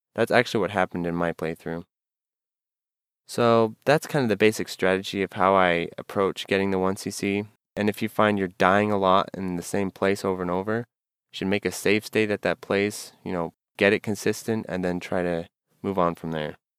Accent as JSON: {"language": "English", "country": "United States", "said": "I'm an American"}